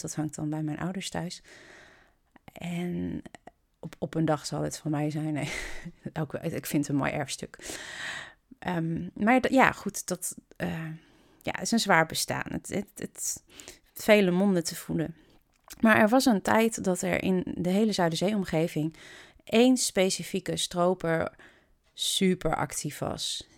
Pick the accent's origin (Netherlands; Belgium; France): Netherlands; Kampen, Overijssel; moved away as an adult; also born or lived in England / Rotterdam / Emmen; Ik woon in Kampen. Ik ben er geboren, getogen